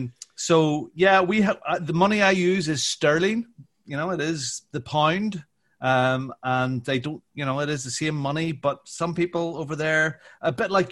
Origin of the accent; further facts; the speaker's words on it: Northern Ireland, United Kingdom; Anyway, yes, I am from Northern Ireland.